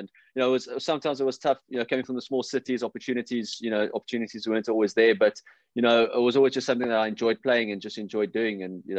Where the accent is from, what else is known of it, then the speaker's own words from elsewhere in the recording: Witbank, Mpumalanga, South Africa; also born or lived in Roodepoort; I spent most of my schooling career in Witbank also, and, you know, grew up there. So, yeah, I was born in Rudyport, but moved around quite a bit and then, you know, eventually settled in a place called Witbank.